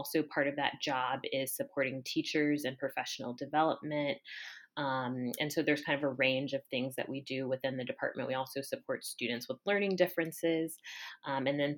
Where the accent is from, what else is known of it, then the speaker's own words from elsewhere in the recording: Columbus, Ohio, United States; moved away as an adult; born and raised in Columbus